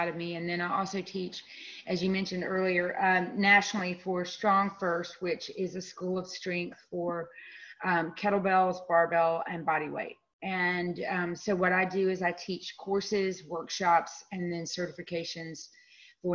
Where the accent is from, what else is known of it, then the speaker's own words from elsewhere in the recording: Winston-Salem, North Carolina, United States; now in Durham, United States; I'm originally from Winston-Salem. So I've, you know, North Carolina, born and bred